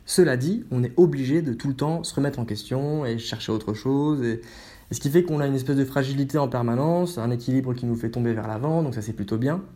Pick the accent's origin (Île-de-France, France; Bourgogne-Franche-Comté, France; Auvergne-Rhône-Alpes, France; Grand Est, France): Grand Est, France; Haute-Marne; also born or lived in Metz; now in Paris, France; je suis natif de Haute-Marne